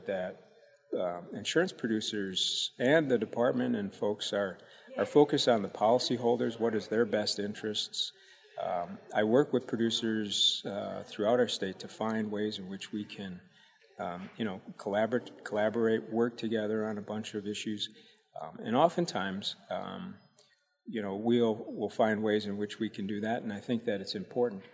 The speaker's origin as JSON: {"language": "English", "town": "Chaska", "region": "Minnesota", "country": "United States", "tie": "born or raised there", "said": "I grew up in Minneapolis, Minnesota"}